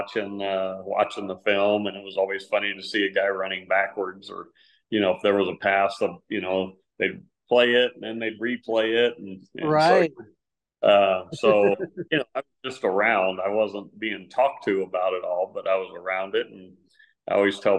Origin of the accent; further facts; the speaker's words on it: San Antonio, Texas, United States; It's kind of typical middle-class family life, you know, growing up in San Antonio